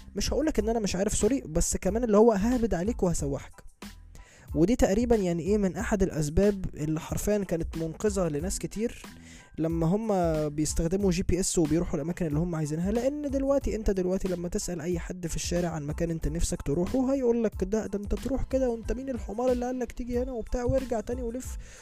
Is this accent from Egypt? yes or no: yes; Egypt; انا كواحد مصري من اهل البلد